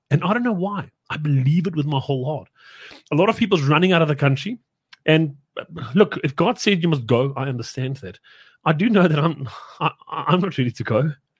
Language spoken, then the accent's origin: English; South Africa; we're still South African, my friend.